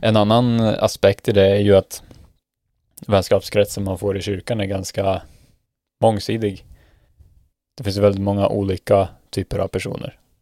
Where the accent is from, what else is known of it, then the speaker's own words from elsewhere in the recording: Sweden; moved away as an adult; now in Norway; vårt existerande nätverk hemma i Sverige